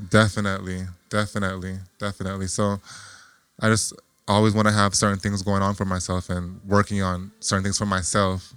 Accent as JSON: {"language": "English", "town": "Lauderhill", "region": "Florida", "country": "United States", "tie": "born or raised there", "said": "I'm originally from Florida. All right. From a little city called Lauderhill, Florida"}